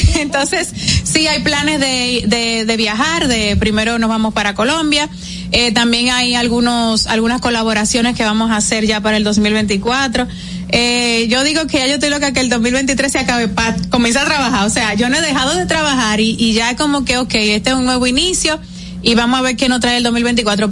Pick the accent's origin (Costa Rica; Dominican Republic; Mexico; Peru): Dominican Republic; como dominicana